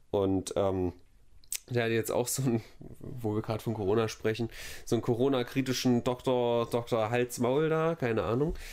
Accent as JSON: {"language": "German", "country": "Germany", "said": "Das finden wir als Deutsche besonders schlecht."}